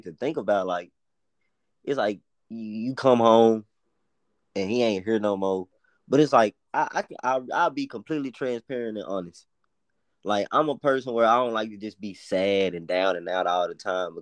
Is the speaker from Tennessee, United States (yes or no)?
yes; Memphis, Tennessee, United States; accent: Memphis; our Memphis accents